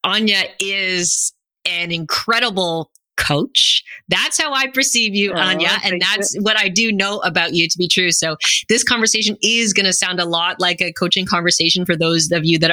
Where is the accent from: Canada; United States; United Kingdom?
Canada; I'm a first generation Canadian. My parents are both from Guyana